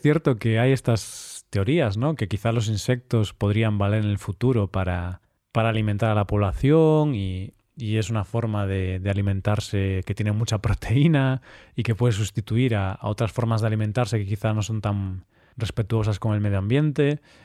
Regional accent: Vigo, Galicia, Spain; moved away as an adult; now in Cyprus; solo tengo a mi familia ahí

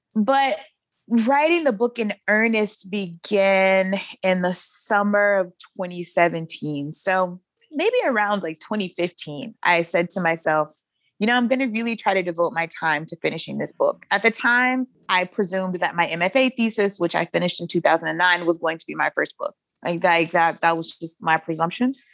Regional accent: Shreveport, Louisiana, United States; I was born and raised in Shreveport, Louisiana

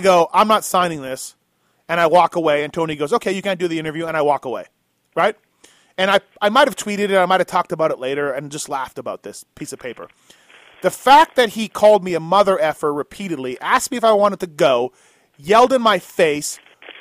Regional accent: Canada; now in United States; I'm Canadian

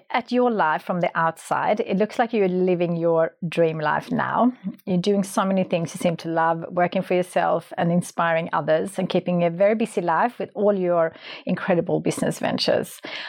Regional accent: Sweden; moved away; I grew up in Sweden.

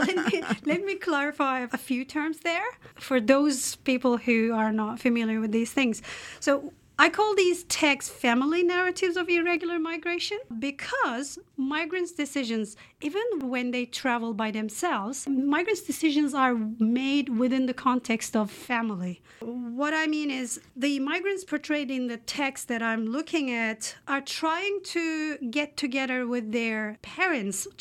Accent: Turkey; English is a second language; moved away as an adult; now in Canada; I come from the Republic of Turkey

